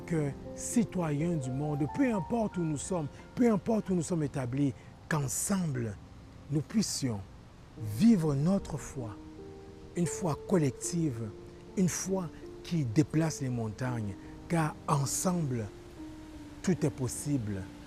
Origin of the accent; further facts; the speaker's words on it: Quebec, Canada; en tant que Québécois